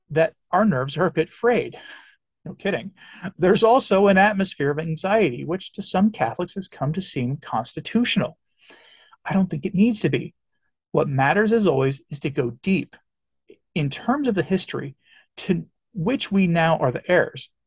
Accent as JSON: {"language": "English", "region": "England", "country": "United Kingdom", "said": "I always think that for me as an Englishman, as a great example to me is our history our Reformation history"}